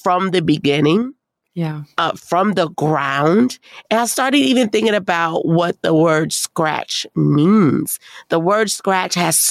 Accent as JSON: {"language": "English", "town": "New Orleans", "region": "Louisiana", "country": "United States", "said": "I'm from New Orleans"}